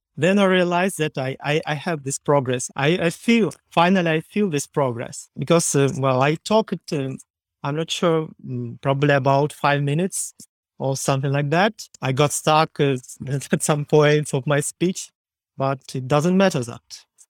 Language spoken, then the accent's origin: English; Ukraine; English is a second language; I am from Ukraine